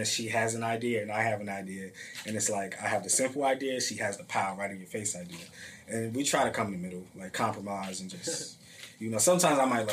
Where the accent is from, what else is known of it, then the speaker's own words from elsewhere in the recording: Northern New Jersey, United States; I grew up, born and raised in Northern Jersey.